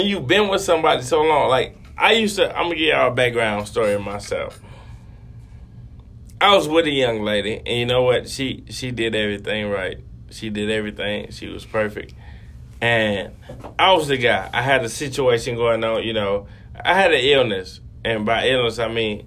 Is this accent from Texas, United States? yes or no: yes; Texas, United States; I'm from Texas, so it don't matter. Look, I'm a country boy